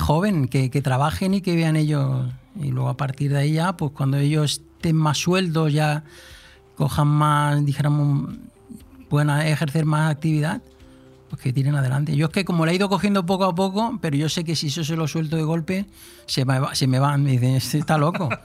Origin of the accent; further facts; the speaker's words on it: Moguer, Andalusia, Spain; also born or lived in Polop / Altea; now in Marina Baja, Spain; yo nací en Huelva